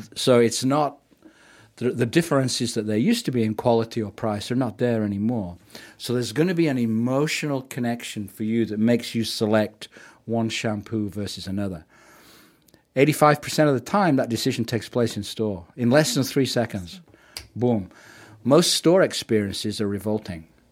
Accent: England, United Kingdom; moved away as an adult; also born or lived in Canada; now in New Zealand; I'm from working class England.

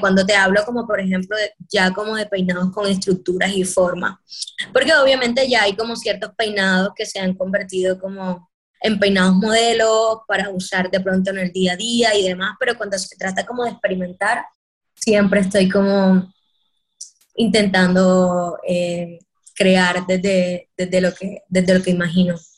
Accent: Caribbean Region, Colombia; los colores que nos representan en el Caribe

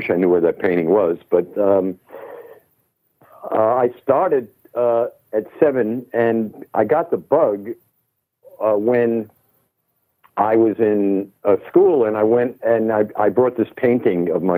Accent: New York City, New York, United States; moved away as an adult; also born or lived in London / Los Angeles; I'm born and raised in Manhattan. Actually, Brooklyn for a very short time, Brooklyn, New York

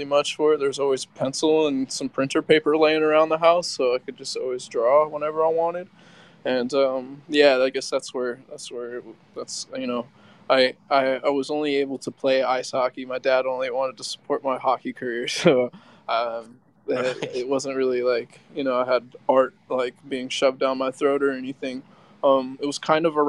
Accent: West Coast, United States; also born or lived in California / Seattle; now in Miami, United States; I was born in California, grew up on the West Coast, like Seattle and California, back and forth. And I live in Miami, Florida now

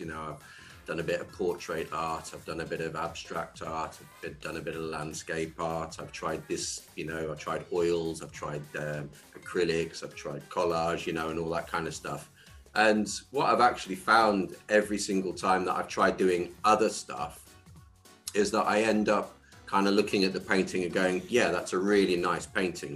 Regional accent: Ulverston, North West England, United Kingdom; moved away; also born or lived in South Africa; the actual town I grew up in is a place called Ulverston

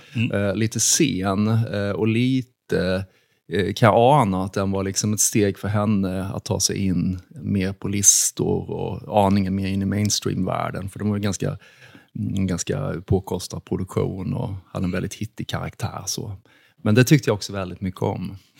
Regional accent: Karlshamn, Blekinge, Sweden; i min hemstad Karlshamn

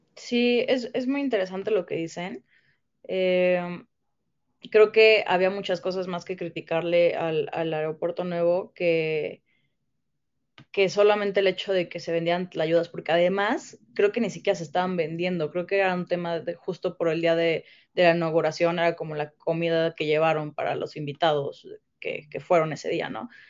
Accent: Mexico; como mexicanos

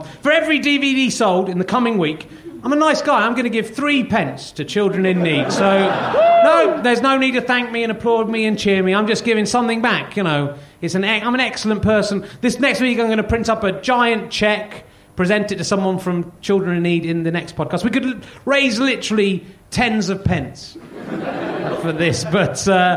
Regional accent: Cheddar, South West England, United Kingdom; moved away; I headed back to my hometown, Cheddar

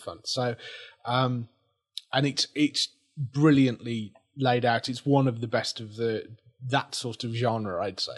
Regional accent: England, United Kingdom; we're English

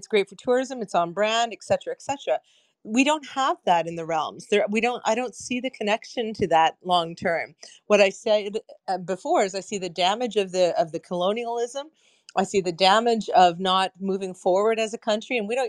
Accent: Canada; I would have gone as a Canadian out of a sense of nostalgia.

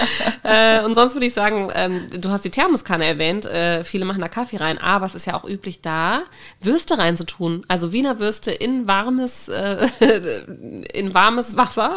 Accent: Germany; now in Norway; Ich überlege die ganze Zeit, wie wir uns da als Deutsche rächen können

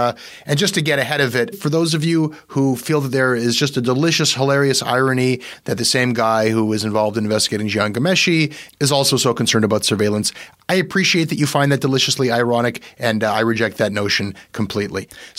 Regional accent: Canada

